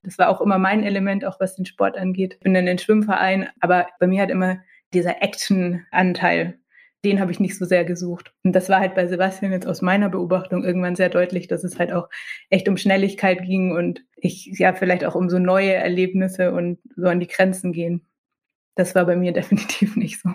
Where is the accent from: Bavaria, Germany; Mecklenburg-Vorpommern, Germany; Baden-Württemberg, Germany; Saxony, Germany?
Bavaria, Germany; Nuremberg; Wir sind ja in Nürnberg aufgewachsen